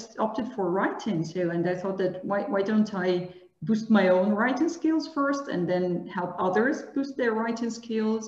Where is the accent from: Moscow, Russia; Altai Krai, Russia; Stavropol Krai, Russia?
Altai Krai, Russia; Barnaul; English is a second language; moved away as an adult; now in Saint Petersburg, Russia; originally I'm from Siberia. I'm from Barnaul